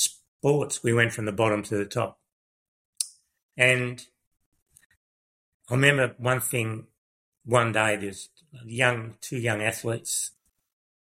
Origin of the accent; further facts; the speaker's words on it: Melbourne, Victoria, Australia; moved away as an adult; also born or lived in Kyabram, Victoria; I was from Broadie. In Melbourne